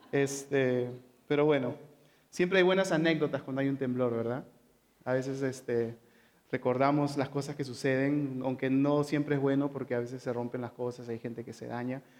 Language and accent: Spanish; San Juan de Lurigancho, Lima, Peru; Y nosotros crecimos en San Juan de Origancho, ¿ok? Está rodeado de, montañas